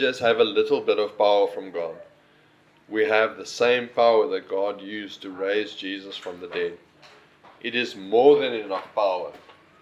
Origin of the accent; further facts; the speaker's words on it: Northern Cape, South Africa; now in Sir Lowry's Pass, South Africa; I come from the Northern Cape